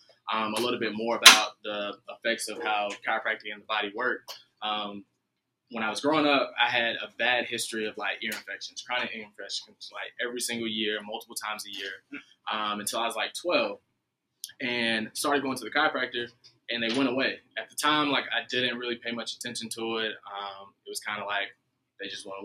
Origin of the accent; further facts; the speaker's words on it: Asheville, North Carolina, United States; also born or lived in Memphis; I'm originally from Asheville, North Carolina, which is right up the road, about an hour and 45 minutes